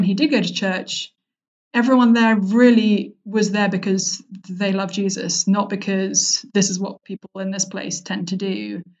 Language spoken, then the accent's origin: English; London, United Kingdom; I grew up in London in a broadly speaking Christian home, but most of my friends from school were not believers.